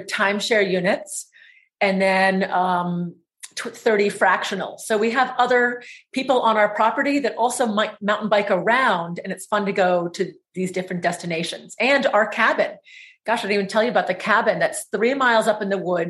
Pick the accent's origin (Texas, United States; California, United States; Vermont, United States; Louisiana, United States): Vermont, United States; Stowe; We grew up with our dad running, operating the Trapp Family Lodge in Stowe, Vermont.